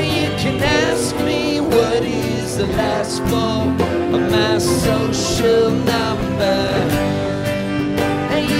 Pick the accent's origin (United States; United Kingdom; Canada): Canada; Halifax, Nova Scotia; I was born in Halifax, Nova Scotia.